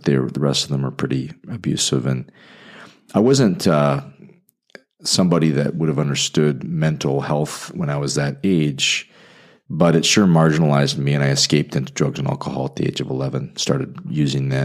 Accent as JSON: {"language": "English", "town": "Calgary", "region": "Alberta", "country": "Canada", "also_born_or_lived": "Indianapolis", "moved": "as an adult", "lives_now": "Fort Wayne, United States", "said": "I'm from Western Canada, so if I talk funny, it's because I'm from the Calgary, Alberta area near the Rocky Mountains"}